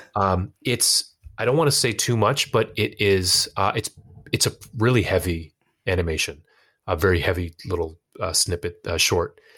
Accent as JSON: {"language": "English", "country": "United States", "also_born_or_lived": "Pakistan", "lives_now": "Boston, United States", "said": "to cement an identity as a, a Pakistani American that was independent of my family"}